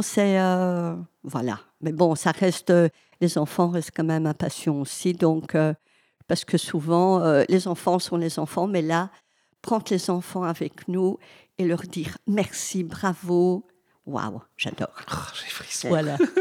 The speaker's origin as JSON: {"language": "French", "area": "Hainaut", "region": "Wallonia", "country": "Belgium", "said": "je suis du Hainaut"}